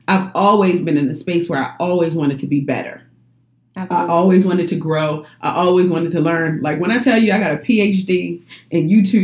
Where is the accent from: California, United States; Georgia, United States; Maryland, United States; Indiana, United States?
Maryland, United States; Baltimore; And I come from Baltimore by way of my mother's womb.